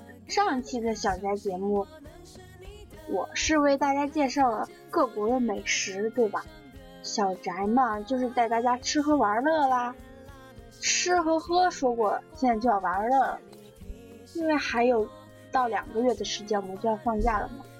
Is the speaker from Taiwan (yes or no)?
no; Huangshan, Anhui, China; 说到庐山云雾，我觉得我的家乡黄山就是一个特别棒的一个旅游地方